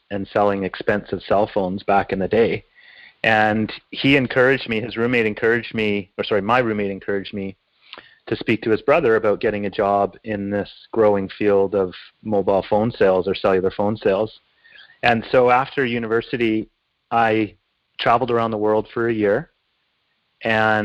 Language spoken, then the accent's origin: English; Glace Bay, Nova Scotia, Canada; I was born in Glace Bay, Nova Scotia, to two parents who were British and professionals